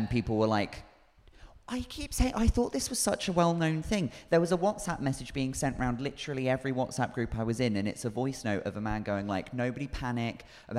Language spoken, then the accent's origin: English; South West England, United Kingdom; They are slightly Celtic, yeah. Yes. Yeah. But I wouldn't say I'm particularly Cornish sounding. People tend to say I've got quite a posh sounding voice, which I'm fine with.